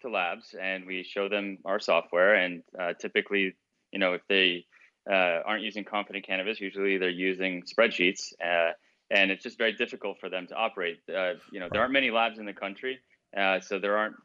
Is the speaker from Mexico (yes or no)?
yes; Mexico; moved away; I grew up in Mexico. I'm American and Mexican, and living in Mexico